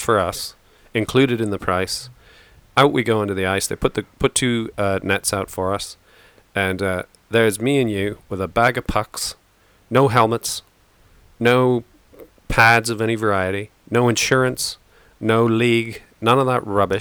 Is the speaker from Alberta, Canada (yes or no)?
no; Stratford, Ontario, Canada; now in United Kingdom; very near where I grew up in Stratford